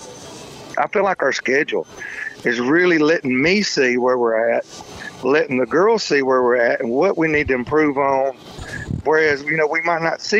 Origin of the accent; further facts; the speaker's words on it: Kentucky, United States; also born or lived in Toccoa, Georgia; now in Alabama, United States; I was born in Toccoa, Georgia, and then I grew up in Kentucky